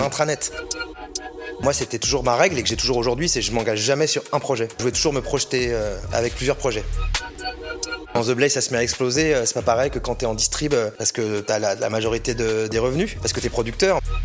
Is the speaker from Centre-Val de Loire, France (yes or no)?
yes; Orléans, Centre-Val de Loire, France; je viens d'Orléans